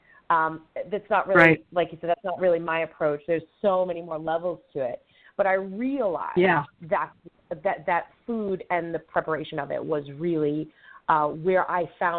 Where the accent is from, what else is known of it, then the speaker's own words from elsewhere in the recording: Long Island, New York, United States; moved away as an adult; now in New Hampshire, United States; I was born and raised on Long Island